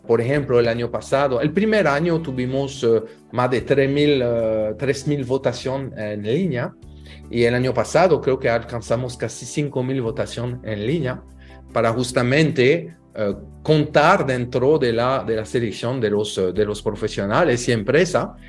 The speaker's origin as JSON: {"language": "Spanish", "country": "France", "moved": "yes", "lives_now": "Dominican Republic", "said": "yo soy francés, pero ya dominicanizado desde hace mucho tiempo"}